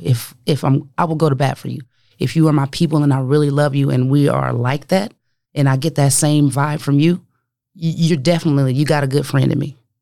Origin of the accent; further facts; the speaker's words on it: Omaha, Nebraska, United States; also born or lived in Denver; a kid growing up in North Omaha, uh, in the street, no doubt, you know, gang affiliated